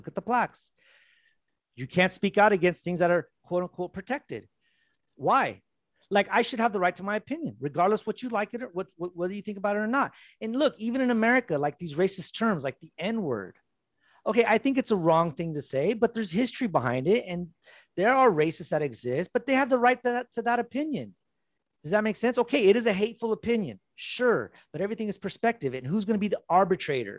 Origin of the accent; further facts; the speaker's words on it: United States; now in Brazil; as an American